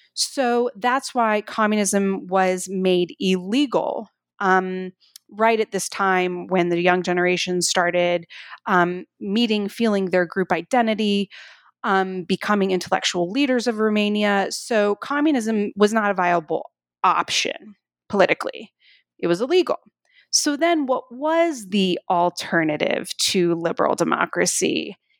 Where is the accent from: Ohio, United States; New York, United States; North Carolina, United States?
North Carolina, United States; Durham; growing up in the eighties, uh, in Durham, North Carolina. That's where I grew up